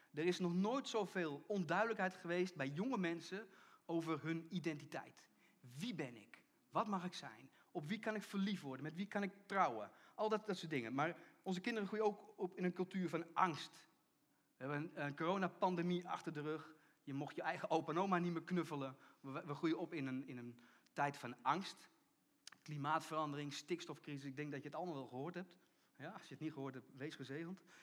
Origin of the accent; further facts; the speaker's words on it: Netherlands; gingen we als Nederlanders naar de kerk